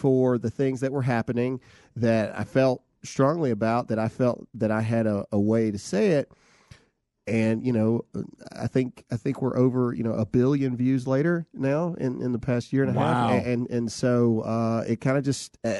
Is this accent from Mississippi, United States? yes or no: yes; Lowndes County, Mississippi, United States; Lowndes County representing.